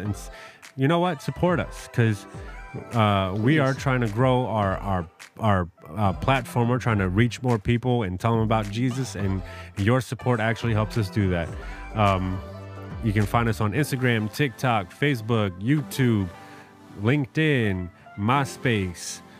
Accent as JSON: {"language": "English", "town": "New York City", "region": "New York", "country": "United States", "tie": "born or raised there", "moved": "yes", "lives_now": "Madison, United States", "said": "I grew up in New York City"}